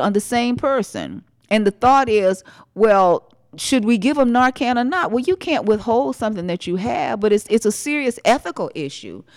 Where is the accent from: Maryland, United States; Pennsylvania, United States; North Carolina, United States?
North Carolina, United States; Winston-Salem; I'm from Winston-Salem, where R J Reynolds